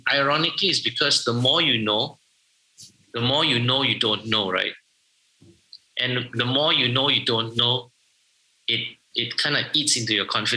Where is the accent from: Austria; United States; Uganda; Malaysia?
Malaysia; I'm Malaysian